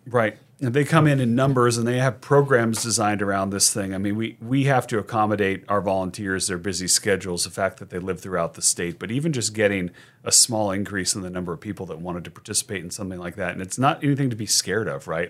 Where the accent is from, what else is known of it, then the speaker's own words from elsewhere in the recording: Sacramento, California, United States; I grew up in Sacramento